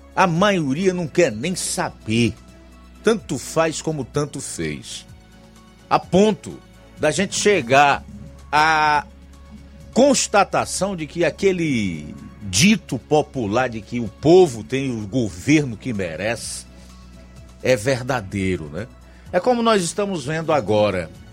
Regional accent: Ceará, Brazil; nós, como brasileiros, cearenses

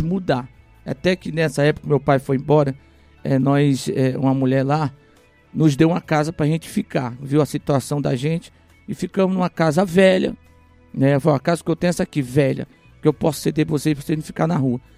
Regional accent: Rio de Janeiro, Brazil; now in Ipueiras, Brazil; eu ainda criança, não cresci no Ceará, cresci no Rio de Janeiro né, minha fase da adolescência, juventude, até a fase adulta foi no Rio de Janeiro

